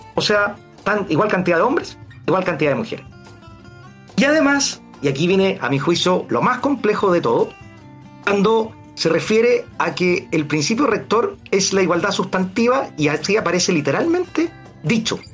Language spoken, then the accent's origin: Spanish; Santiago, Santiago Metropolitan Region, Chile; Yo soy de acá de Santiago